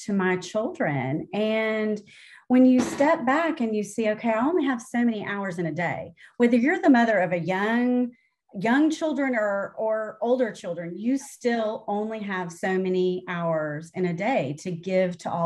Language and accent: English; Tennessee, United States; I'm from Tennessee because I don't sound like a northerner.